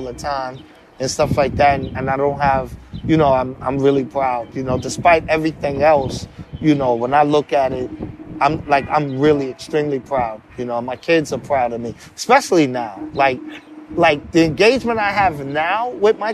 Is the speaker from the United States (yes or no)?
yes; New York City, New York, United States; My family is situated from Harlem, but I grew up in the Bronx and Harlem.